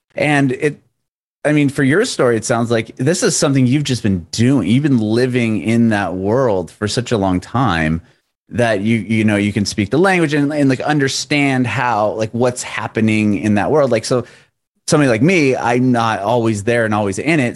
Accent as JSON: {"language": "English", "region": "Southern California", "country": "United States", "also_born_or_lived": "San Ramon / Walnut Creek / San Diego", "said": "originally from Southern California"}